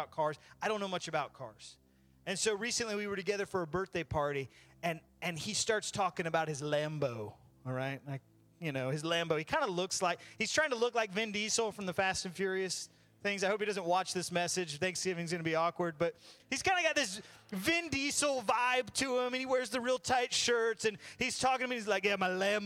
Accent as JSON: {"language": "English", "region": "Florida", "country": "United States", "said": "I'm from Florida"}